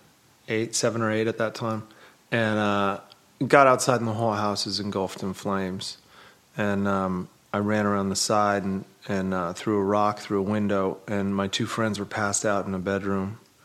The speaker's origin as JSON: {"language": "English", "town": "Lake Arrowhead", "region": "California", "country": "United States", "said": "when we were kids, I'm from Lake Arrowhead and up in the mountains, and we went back to visit."}